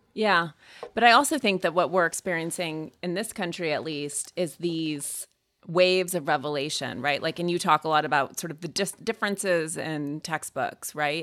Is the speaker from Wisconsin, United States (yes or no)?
no; Montana, United States; I grew up in Montana.